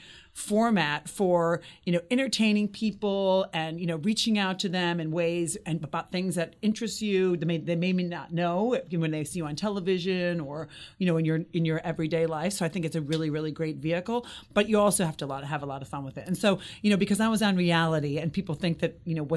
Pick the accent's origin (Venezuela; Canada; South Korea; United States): United States; I'm an American. And, you know, I'm really proud to be an American